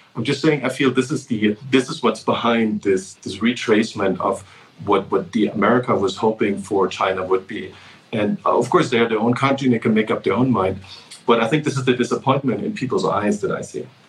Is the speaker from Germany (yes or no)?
yes; Germany; moved away; I grew up in Germany